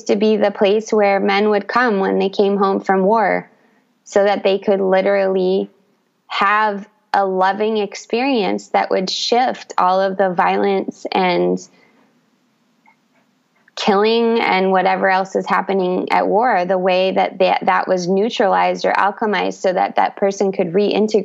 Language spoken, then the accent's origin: English; United States; moved away as an adult; also born or lived in Brazil; I grew up in the United States